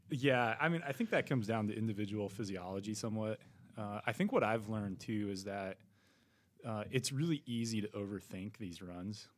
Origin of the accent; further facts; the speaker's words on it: Colorado, United States; I'm from Colorado